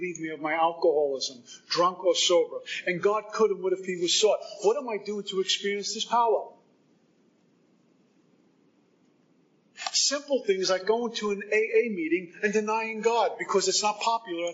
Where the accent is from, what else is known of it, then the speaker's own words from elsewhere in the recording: Northeast, United States; moved away as an adult; also born or lived in Texas; now in Florida, United States; I'm from the Northeast